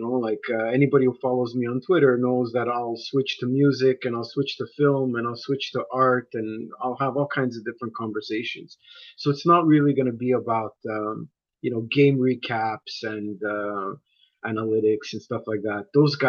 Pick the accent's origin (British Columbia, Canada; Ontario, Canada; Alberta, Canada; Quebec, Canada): Quebec, Canada; Montreal; I was lucky enough growing up that no one around me was really a diehard Montreal Canadiens fan.